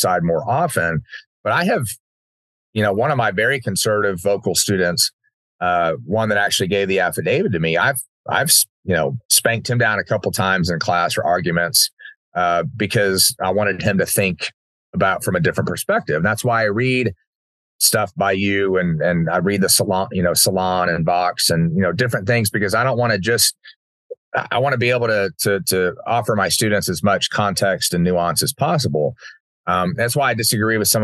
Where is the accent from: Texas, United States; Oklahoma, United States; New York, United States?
Texas, United States; Uvalde; growing up in Uvalde